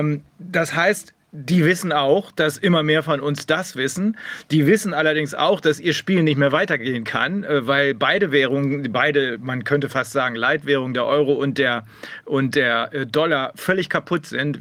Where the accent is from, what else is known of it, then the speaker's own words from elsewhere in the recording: Germany; bei uns in Deutschland